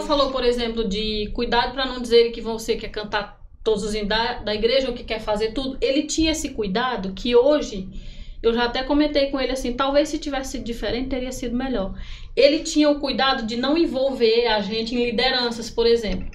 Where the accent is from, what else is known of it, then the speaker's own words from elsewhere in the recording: Picos, Piauí, Brazil; now in Parnaíba, Brazil; sou natural de Picos